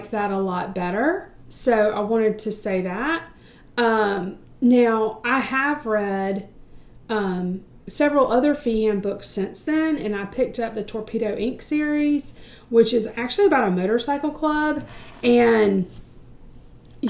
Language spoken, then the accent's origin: English; United States; I'm from the States